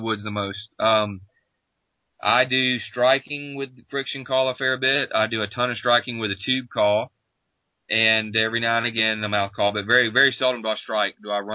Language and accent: English; Florida, United States; my home state of Florida